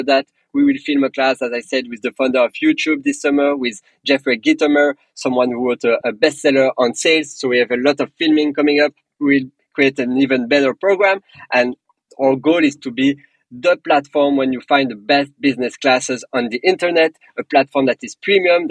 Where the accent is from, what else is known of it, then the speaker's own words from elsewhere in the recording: Belgium; accent: French; English is a second language; moved away; also born or lived in England / Paris; I'm personally from Belgium. I have a very strong French accent